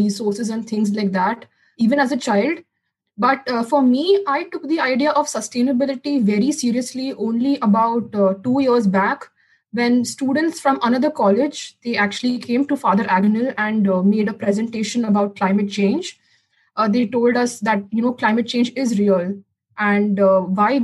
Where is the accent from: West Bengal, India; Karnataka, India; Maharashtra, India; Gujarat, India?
Maharashtra, India; Mumbai; I have been born and brought up in Mumbai only throughout my life.